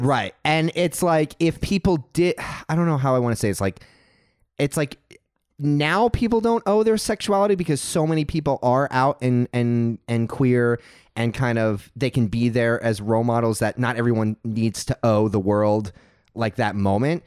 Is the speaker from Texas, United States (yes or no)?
yes; Texas, United States; now in California, United States; I grew up in Texas, and I went to a church